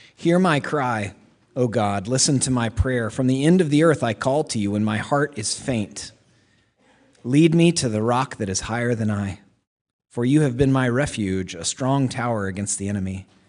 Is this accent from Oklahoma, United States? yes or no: yes; Oklahoma, United States; moved away; I'm from Oklahoma. When I was in fifth grade, I was in the musical Oklahoma